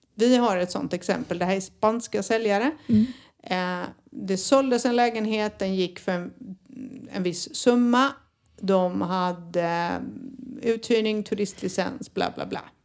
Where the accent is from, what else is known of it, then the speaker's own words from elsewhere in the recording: Sweden; som svensk